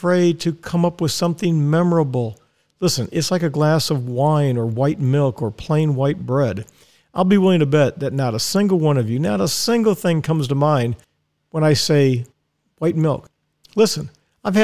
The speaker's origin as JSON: {"language": "English", "town": "Dallas", "region": "Texas", "country": "United States", "tie": "born or raised there", "moved": "yes", "lives_now": "Ocala, United States", "said": "we lived in Dallas, and I was born in Dallas, Texas. I'm a Texan"}